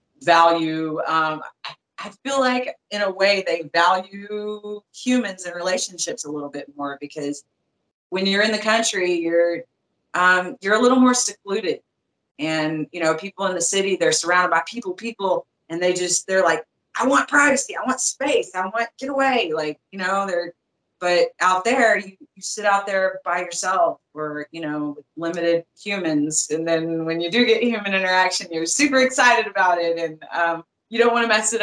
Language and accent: English; Arkansas, United States; now in Florida, United States; I had only been out of Arkansas for a few years